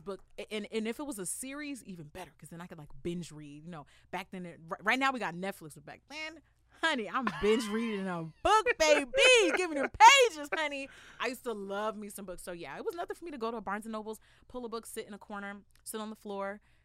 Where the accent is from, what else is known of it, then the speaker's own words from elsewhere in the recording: La Puente, California, United States; I'm from La Puente. I'm from San Gabriel Valley.